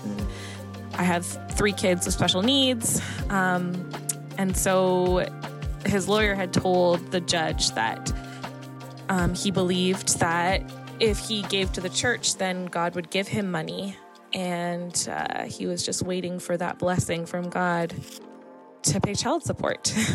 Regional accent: Toronto, Ontario, Canada; I'm from Toronto, Canada.

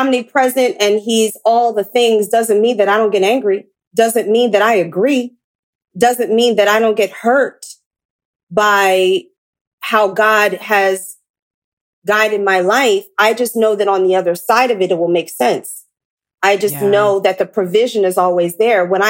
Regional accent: Philadelphia, Pennsylvania, United States; now in Los Angeles, United States; I'm from Philly.

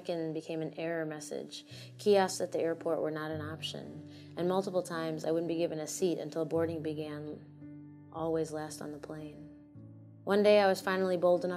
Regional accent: United States; also born or lived in Iowa City, Iowa; On one side of my hyphen, I am American. By birthright, by schooling and soccer games, by barbecues and birthday parties, by public library card, by voter card, I am brown-eyed Americana, first generation

